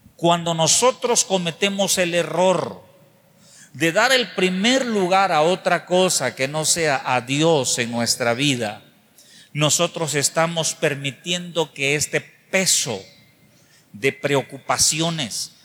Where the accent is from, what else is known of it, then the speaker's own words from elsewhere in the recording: Mexico; nosotros como mexicanos